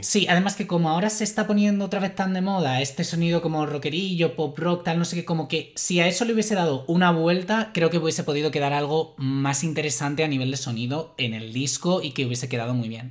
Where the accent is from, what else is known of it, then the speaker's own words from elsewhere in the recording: Madrid, Community of Madrid, Spain; soy madrileño